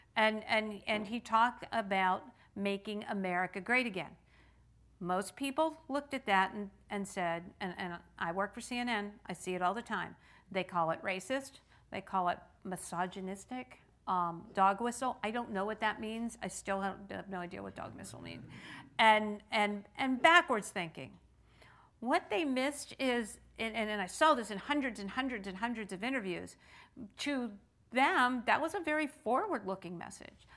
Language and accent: English; Pittsburgh, Pennsylvania, United States; in Pittsburgh, in my hometown